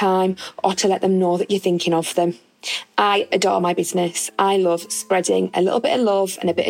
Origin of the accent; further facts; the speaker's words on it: Middlesbrough, North East England, United Kingdom; I'm from Middlesbrough